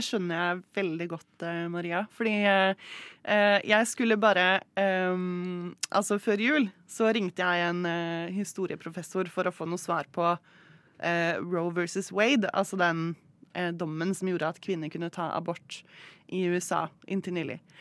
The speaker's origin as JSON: {"language": "Norwegian", "town": "Moss", "region": "Østfold", "country": "Norway", "tie": "born or raised there", "said": "Moss, der jeg vokste opp"}